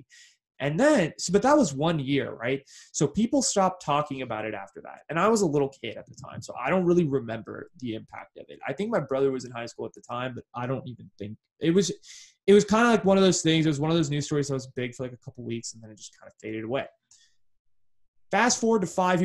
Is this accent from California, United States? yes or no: yes; Bay Area, California, United States; growing up in the Bay Area